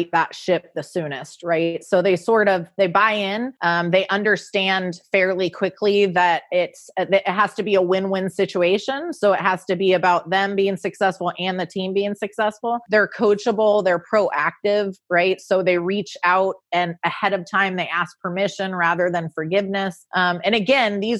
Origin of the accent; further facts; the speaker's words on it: Orange County, California, United States; moved away as an adult; also born or lived in Bradenton, Florida; now in Louisville, United States; Orange County, California, where I grew up